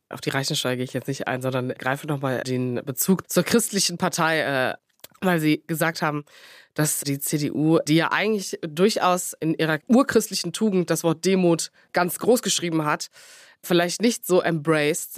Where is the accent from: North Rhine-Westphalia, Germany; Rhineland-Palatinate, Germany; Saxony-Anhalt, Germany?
North Rhine-Westphalia, Germany; Cologne; als Kölnerin